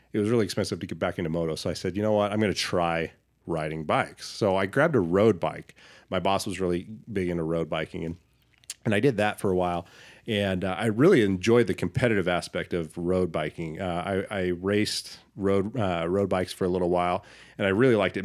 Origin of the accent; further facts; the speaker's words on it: Boise, Idaho, United States; growing up in Boise, being a Boise native